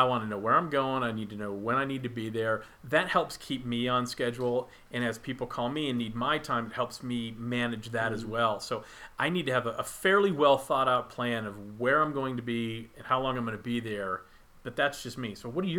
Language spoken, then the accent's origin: English; Texas, United States; Because I'm from Texas